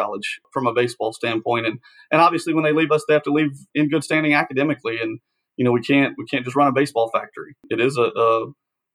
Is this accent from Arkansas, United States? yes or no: yes; Searcy, Arkansas, United States; moved away as an adult; I'm an Arkansas guy, born and raised in Searcy, Arkansas